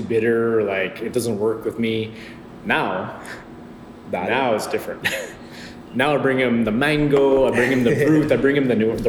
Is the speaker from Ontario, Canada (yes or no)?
no; Alberta, Canada; now in Quebec, Canada; I'm from Alberta, so you know it was rock when I was growing up.